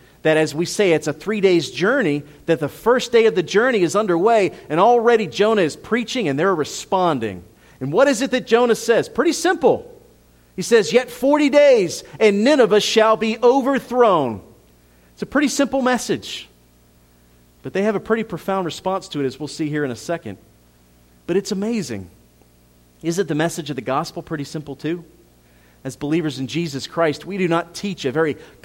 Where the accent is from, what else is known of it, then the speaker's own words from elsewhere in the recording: Philadelphia, Pennsylvania, United States; moved away; I'm Italian. I'm from Philadelphia.